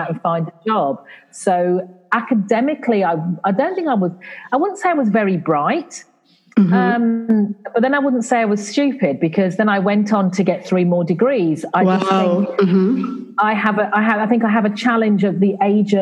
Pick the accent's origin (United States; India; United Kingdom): United Kingdom; England; accent: English; now in Caribbean; my accent, it's English. Mm-hmm. Even though I live in the Caribbean, I am of Caribbean parentage